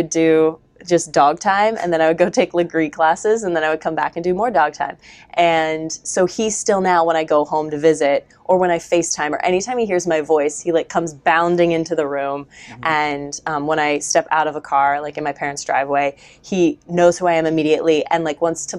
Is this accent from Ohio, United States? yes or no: yes; Ohio, United States; moved to a studio in Westerville, Ohio, about an hour away from my hometown when I was in kindergarten, and stayed there until I graduated from high school